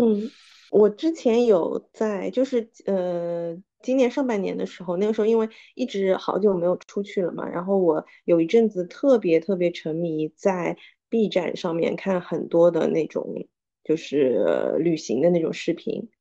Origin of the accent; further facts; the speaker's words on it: Suzhou, Jiangsu, China; 我们苏州人叫朱噜噜